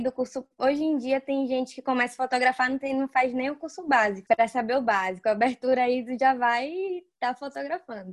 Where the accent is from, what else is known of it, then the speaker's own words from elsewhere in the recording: Varzedo, Bahia, Brazil; Eu moro em Varzedo, é uma cidade bem pequena no interior da Bahia. Tenho muito orgulho de onde eu venho